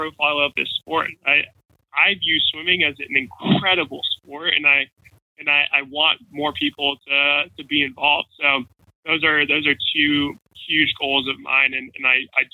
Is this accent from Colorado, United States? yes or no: no; Jacksonville, Florida, United States; also born or lived in Chicago; Tom Coughlin was the head coach of my hometown football team. So he was the head coach of the Jacksonville Jaguars